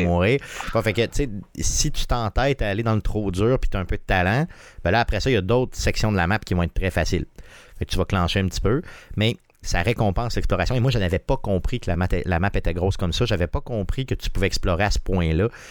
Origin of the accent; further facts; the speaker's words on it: Quebec City, Quebec, Canada; on est de Québec